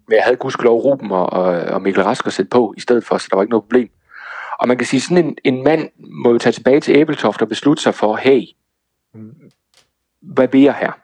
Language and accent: Danish; Toftlund, Southern Denmark, Denmark; moved away; er jeg i min hjemby. Toftlund nede ja. i Sønderjylland